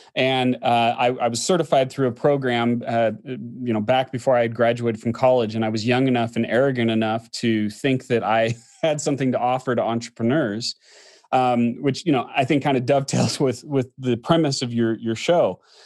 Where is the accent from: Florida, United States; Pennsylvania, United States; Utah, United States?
Utah, United States; Orem; also born or lived in Southern California; now in Salt Lake City, United States; I grew up in Utah, a little place called Orme, which is next to Provo